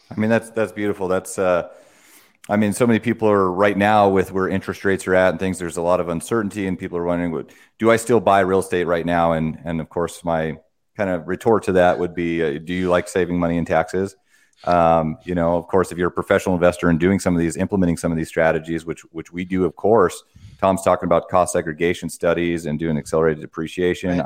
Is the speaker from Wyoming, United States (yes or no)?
yes; Wyoming, United States; I come from a farming family. I'm, I'm from Wyoming